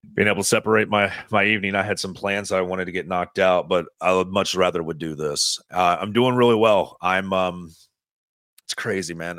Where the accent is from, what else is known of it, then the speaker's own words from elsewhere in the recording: East Tennessee, United States; I'm from East Tennessee